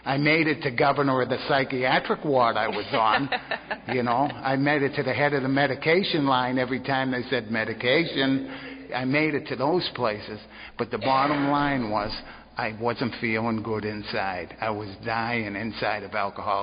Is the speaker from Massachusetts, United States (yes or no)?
yes; Boston, Massachusetts, United States; now in Navarre, United States; but I'm originally from Boston